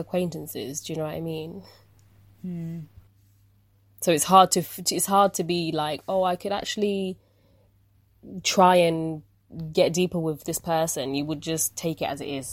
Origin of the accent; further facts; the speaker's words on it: United Kingdom; we've been brought up in the UK